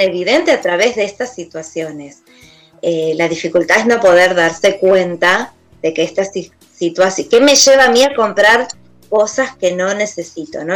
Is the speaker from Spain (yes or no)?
no; Argentina; como argentinos